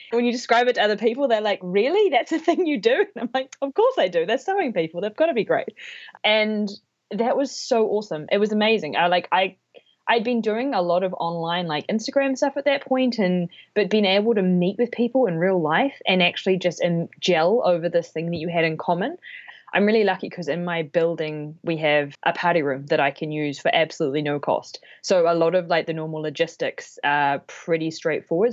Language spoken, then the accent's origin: English; New Zealand; now in Toronto, Canada; I am originally from New Zealand, but now living in Toronto.